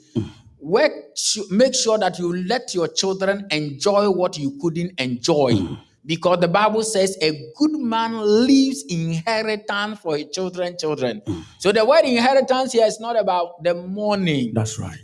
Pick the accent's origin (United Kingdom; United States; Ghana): Ghana; Kumasi, Ashanti; I come from Ghana, born and bred in Ghana